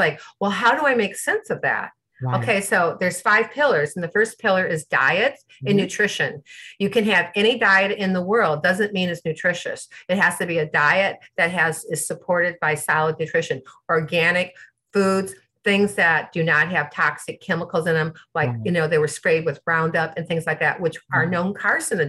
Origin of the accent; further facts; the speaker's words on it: Midwest, United States; I'm from the Midwest. We talk to everybody